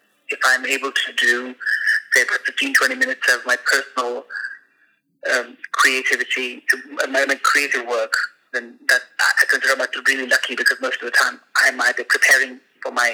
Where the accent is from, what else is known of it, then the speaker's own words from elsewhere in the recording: India; moved away as an adult; now in Istanbul, Turkey; I'm from India originally, from a very tiny village in Upper Himalayas, and I've been in Istanbul for the last 2 years